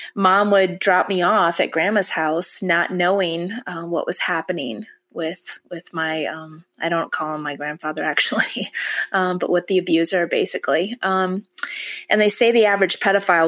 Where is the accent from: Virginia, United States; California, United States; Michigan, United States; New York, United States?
Michigan, United States; I was born in Michigan, and that's where I was raised as well